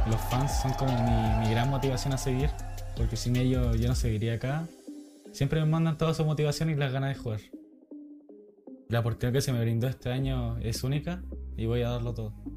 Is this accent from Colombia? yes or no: no; Arica, Arica y Parinacota, Chile; moved away; Nací en Chile de Arica